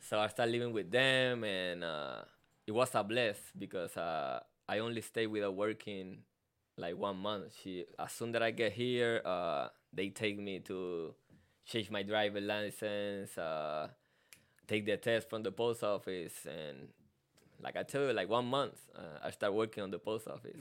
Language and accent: English; Carolina, Puerto Rico; first language Spanish; English is a second language; moved away as an adult; now in United States; I'm from Puerto Rico, um, Carolina, Puerto Rico